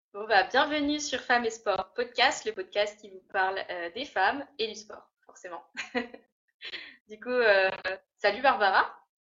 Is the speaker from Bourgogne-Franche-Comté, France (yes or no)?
yes; Burgundy, Bourgogne-Franche-Comté, France; moved away as an adult; now in Réunion, France; je viens de Bourgogne initialement et je suis partie à y 5 ans sur l'île de la Réunion